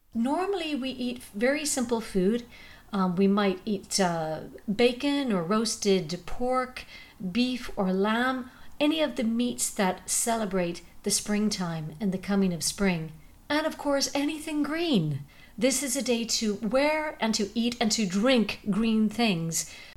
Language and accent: English; Ireland; our Irishness